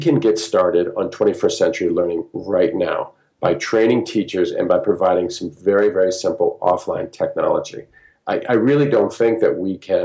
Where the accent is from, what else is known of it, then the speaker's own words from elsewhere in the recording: United States; also born or lived in Peru; people from where I came from the United States